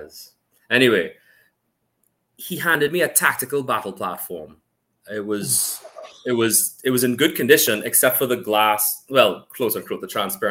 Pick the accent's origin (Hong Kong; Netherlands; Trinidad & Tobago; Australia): Trinidad & Tobago; also born or lived in Canada; I'm from Trinidad and Tobago. I was born in Canada, and then I moved down here as soon as we could fly. And I've been living here